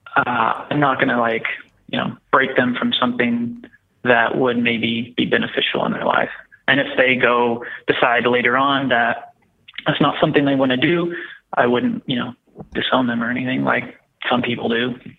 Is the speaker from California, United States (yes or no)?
no; Texas, United States; I was born and raised in Texas in a very small town